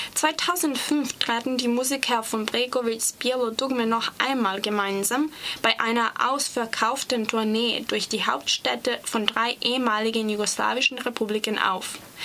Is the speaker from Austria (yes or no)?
no; Serbia; German is a second language; ich komme aus Serbien